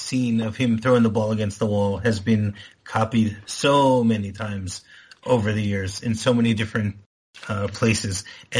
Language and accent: English; United States; moved away; I growing up in America, I know about feet and inches